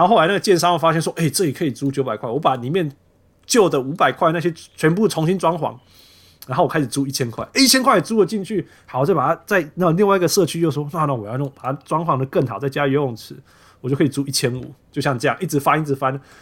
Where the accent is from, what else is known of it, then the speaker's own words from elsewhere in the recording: New York City, New York, United States; 我小时候在纽约就是这样子